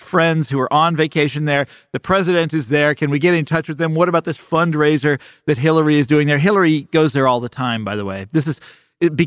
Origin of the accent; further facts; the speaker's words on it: Kansas City, United States; moved away; growing up in Kansas City